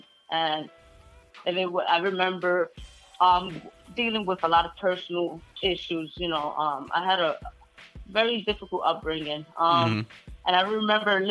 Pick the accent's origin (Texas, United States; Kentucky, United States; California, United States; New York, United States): New York, United States; New York City; I'm from the Bronx